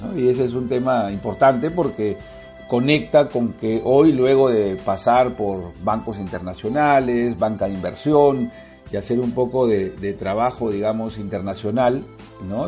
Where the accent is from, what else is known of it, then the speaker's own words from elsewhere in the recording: Peru; soy de Perú